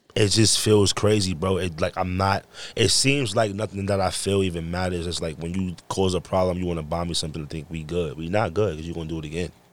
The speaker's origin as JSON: {"language": "English", "region": "New York", "country": "United States", "tie": "born or raised there", "moved": "yes", "said": "I came from New York and I break dance"}